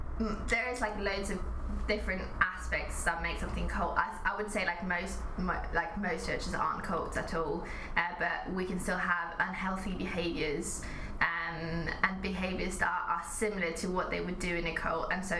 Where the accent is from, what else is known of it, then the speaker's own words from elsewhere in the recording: Norway; moved away as an adult; also born or lived in Watford, England / Thailand; now in United Kingdom; I grew up in Norway.